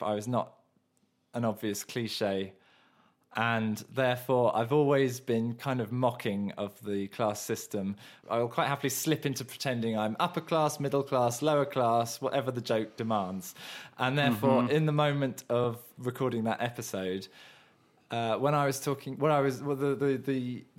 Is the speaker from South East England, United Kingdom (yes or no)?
yes; Surrey, South East England, United Kingdom; moved away; also born or lived in Mauritius; I come from originally the archetypal Southern England middle-class background in that I was born in Surrey, the epicentre of the middle class in the south of England, and my dad was an architect and I lived in suburbia